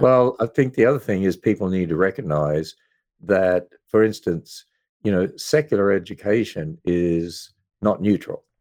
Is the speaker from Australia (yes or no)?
yes; Queensland, Australia; moved away; I was brought up in Australia, which is a fairly pagan country